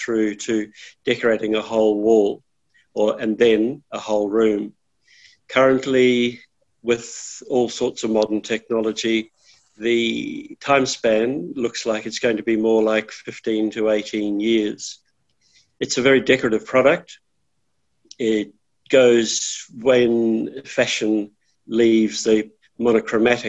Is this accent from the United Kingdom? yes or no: no; New Zealand; moved away as an adult; now in Australia; I'm from New Zealand, and I became involved in Australia in the late 80s.